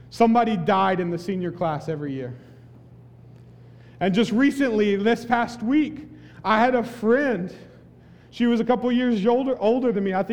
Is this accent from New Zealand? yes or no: no; the Bible Belt, United States; We, we, I'm from the Bible Belt, y'all.